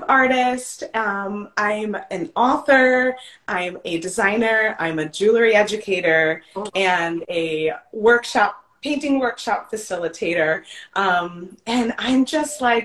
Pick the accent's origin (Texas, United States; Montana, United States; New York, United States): New York, United States; Long Island; moved away as an adult; now in Mesa, United States; I'm born and raised on Long Island in New York